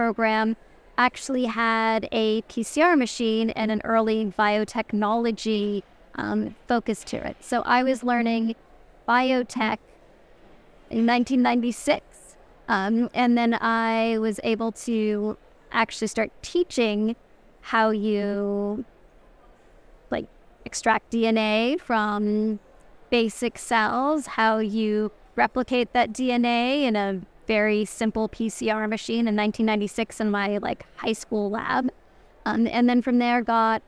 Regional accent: Toronto, Ontario, Canada; the streets of Toronto, like my hometown

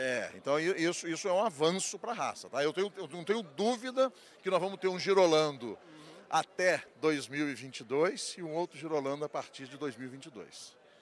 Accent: Barra Mansa, Rio de Janeiro, Brazil; lá no interior de, do estado do Rio, onde eu nasci, que é em Barra Mansa

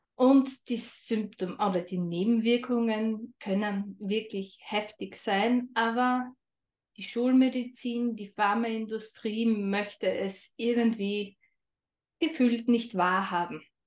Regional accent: Austria; Ich komme aus Österreich, was man vermutlich auch ein wenig hören wird.

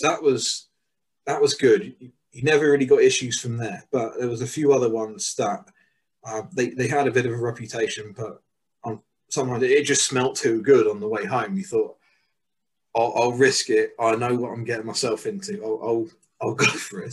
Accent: England, United Kingdom; moved away as an adult; also born or lived in Mexico

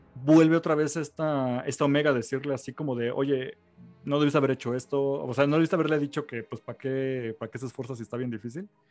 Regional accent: Mexico City, Mexico; Pues porque somos de México

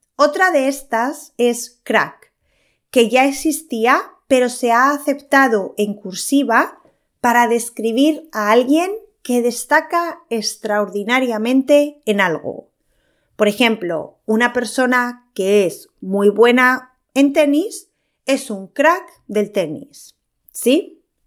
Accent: Spain; soy española

